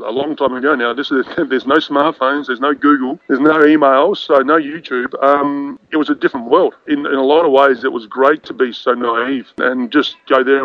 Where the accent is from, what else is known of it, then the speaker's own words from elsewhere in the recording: Adelaide, South Australia, Australia; also born or lived in Queensland; I was about 14, 15. I moved from Adelaide up to Queensland, and I used to play Aussie rules and cricket.